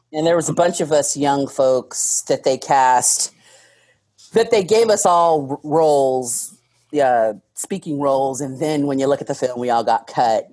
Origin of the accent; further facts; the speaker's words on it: Tacoma, Washington, United States; moved away as an adult; also born or lived in Bellingham, Washington / New York; I grew up in UP, which when I was growing up, it was still Tacoma.